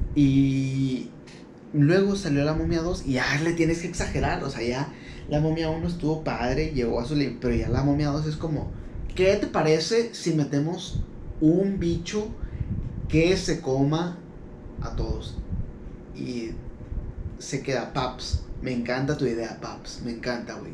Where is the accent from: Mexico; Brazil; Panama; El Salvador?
Mexico; Ciudad Juárez, Chihuahua; somos de Ciudad Juárez